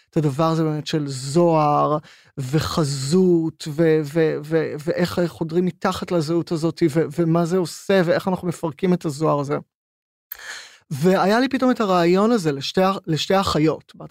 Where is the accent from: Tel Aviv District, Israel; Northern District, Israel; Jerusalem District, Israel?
Tel Aviv District, Israel; Herzliya; עכשיו, אני גדלתי בהרצליה, אני גדלתי בשכנות לכפר שמריהו